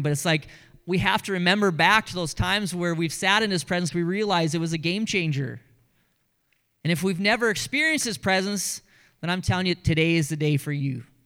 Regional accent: Grand Forks, North Dakota, United States; That was our radio station growing up in Grand Forks, North Dakota

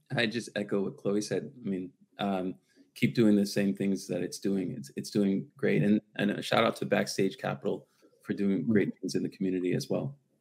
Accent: Washington, District of Columbia, United States; moved away as an adult; also born or lived in Los Angeles, California; now in Santa Monica, United States; born and raised in Washington D.C., so I'm a D.C. guy still, uh, and 21 years in L.A.

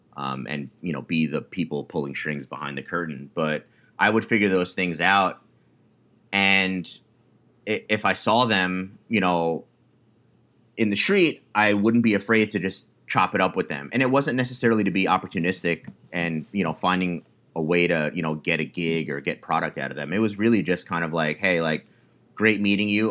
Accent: New York, United States; I was born and raised in New York

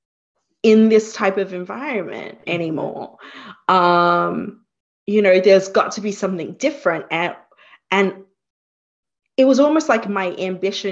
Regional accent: Australia; moved away as an adult; also born or lived in Singapore; now in Hudson Valley, United States; I was born in Singapore myself, and we migrated to Australia when I was 2

